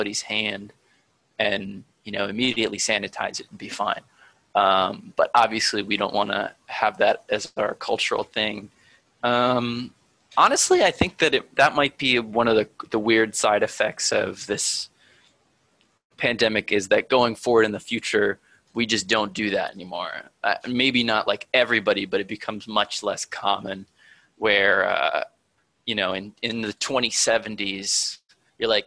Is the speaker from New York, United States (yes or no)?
no; Attleboro, Massachusetts, United States; I'm from Attleboro, which is southeast Massachusetts, like 25 minutes from Providence and an hour from Boston